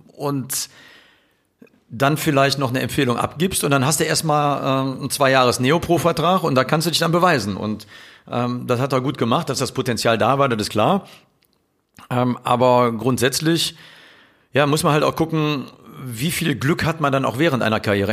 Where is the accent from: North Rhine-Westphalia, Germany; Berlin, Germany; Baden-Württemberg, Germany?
North Rhine-Westphalia, Germany; Cologne; ich bin halt eine Kölsche Jung aus dem Leve